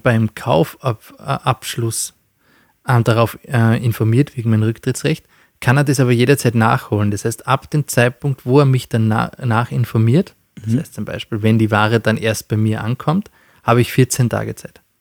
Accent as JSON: {"language": "German", "country": "Austria", "said": "bei uns in Österreich"}